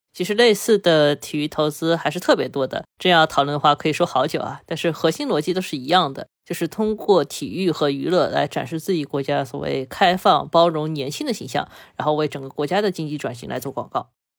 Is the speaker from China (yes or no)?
yes; China; 我们中国人